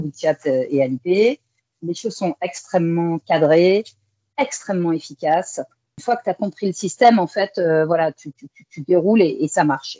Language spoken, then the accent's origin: French; Saint-Jean-d'Angély, Nouvelle-Aquitaine, France; moved away as an adult; also born or lived in Shanghai, China; now in Kuala Lumpur, Malaysia; je suis originaire du sud-ouest de la France, une petite ville qui s'appelle Saint-Jean-d'Angély, en Charente-Maritime